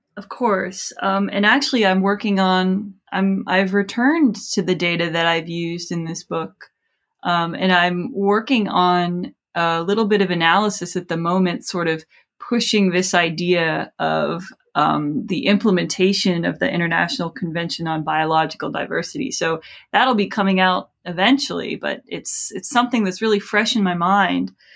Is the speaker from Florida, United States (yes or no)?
yes; South Florida, United States; I grew up in South Florida